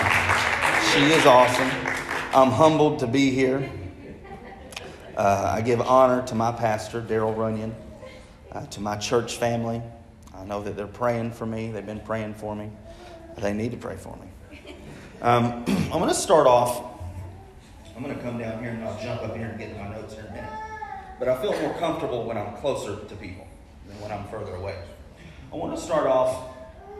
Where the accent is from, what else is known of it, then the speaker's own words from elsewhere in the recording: Arkansas, United States; also born or lived in Germany / Louisiana / Wynne, Arkansas / Jonesboro, Arkansas; I was born in Germany. I was raised pretty much in Arkansas